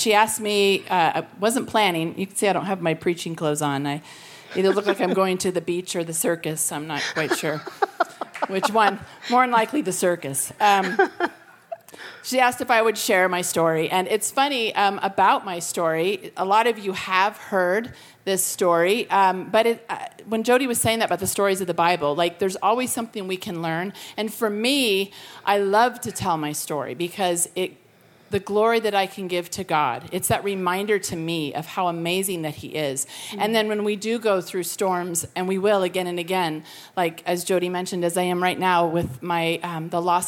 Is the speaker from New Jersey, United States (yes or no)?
no; Colorado, United States; now in California, United States; I'm from Colorado, but I've lived in California for over 30 years